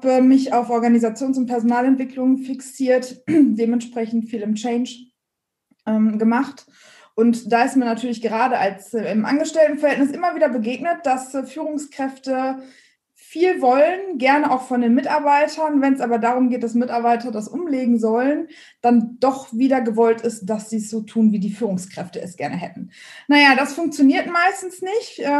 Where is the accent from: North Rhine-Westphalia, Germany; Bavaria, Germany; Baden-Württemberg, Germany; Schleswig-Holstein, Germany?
North Rhine-Westphalia, Germany; Dortmund; komme ursprünglich aus dem Ruhrgebiet, bin also ein Dortmunder Mädchen und habe dementsprechend.